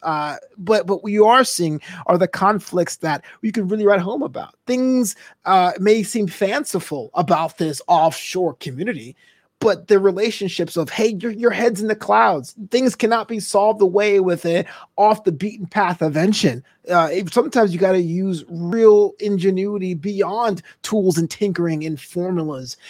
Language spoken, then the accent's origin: English; United States; I know I'm an American.